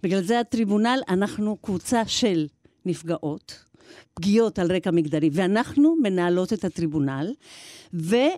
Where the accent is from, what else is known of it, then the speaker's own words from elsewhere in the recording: Argentina; now in Israel; אני ילידת ארגנטינה